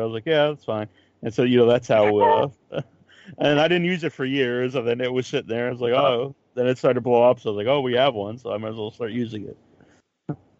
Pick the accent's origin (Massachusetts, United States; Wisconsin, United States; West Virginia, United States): Massachusetts, United States; I'm from uh, from Massachusetts